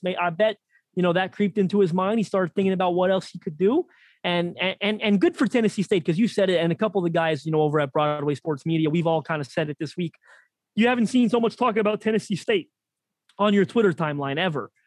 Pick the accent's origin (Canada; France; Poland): Canada; Toronto, Ontario; my hometown of Toronto